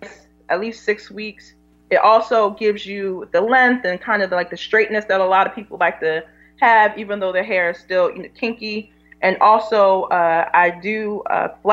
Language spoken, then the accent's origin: English; Philadelphia, Pennsylvania, United States; I grew up in Philadelphia. I grew up West Philadelphia